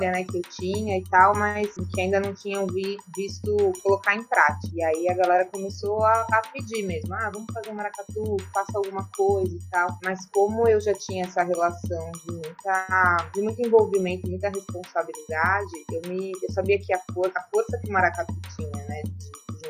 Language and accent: Portuguese; São Paulo, Brazil; moved away as an adult; also born or lived in Recife; now in João Pessoa, Brazil; sou natural de São Paulo, estou aqui na Paraíba desde 2013.